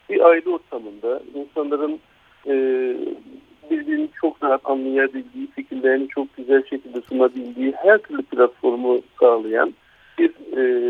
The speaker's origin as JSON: {"language": "Turkish", "region": "Gaziantep", "country": "Turkey"}